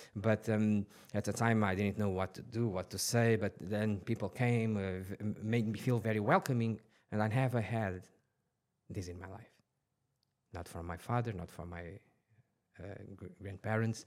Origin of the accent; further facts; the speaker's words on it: Portugal; now in Dubai, United Arab Emirates; I was born in, in Portugal, t, uh, twenty minutes from Lisbon.